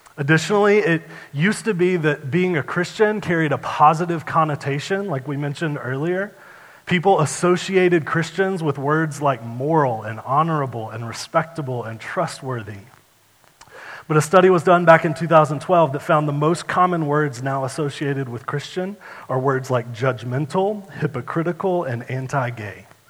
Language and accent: English; United States; I'm an American